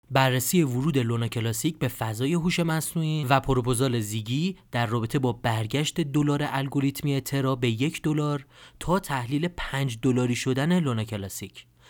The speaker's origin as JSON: {"language": "Persian", "country": "Iran", "said": "ما ایرانی ها"}